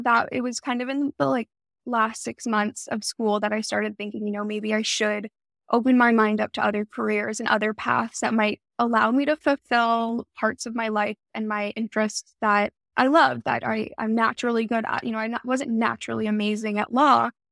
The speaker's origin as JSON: {"language": "English", "town": "Toronto", "region": "Ontario", "country": "Canada", "tie": "born or raised there", "also_born_or_lived": "Montreal, Canada", "moved": "as an adult", "lives_now": "California, United States", "said": "I was born in Montreal, Canada, and my family, my parents, and I, and my brother, we moved to Toronto when I was pretty young. I was probably around, like, two or three years old. So I spent all my formative years really growing up in the city, in Toronto"}